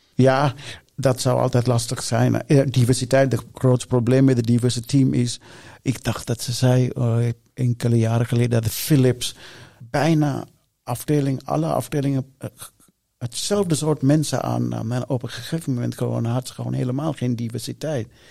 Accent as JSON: {"language": "Dutch", "country": "Sri Lanka", "tie": "born or raised there", "moved": "yes", "lives_now": "Netherlands", "said": "ik ben geboren in Sri Lanka"}